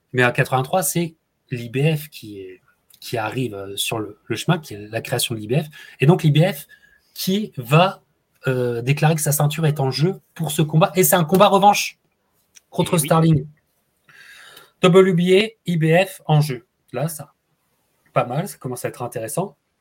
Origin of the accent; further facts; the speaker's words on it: France; en tant que Français